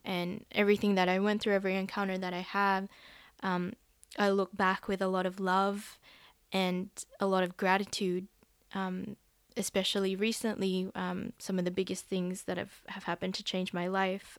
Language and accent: English; Philippines; also born or lived in Western Sydney, Australia; now in Sydney, Australia; I am a Filipino